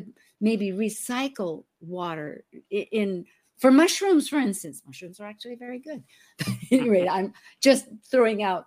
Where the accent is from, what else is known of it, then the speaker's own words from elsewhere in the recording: the Northwest, Pacific Northwest, United States; moved away; I was from the Northwest